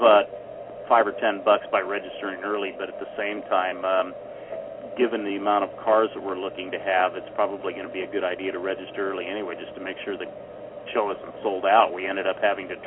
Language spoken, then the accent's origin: English; San Juan Capistrano, California, United States; When I was a young boy growing up in San Juan Capistrano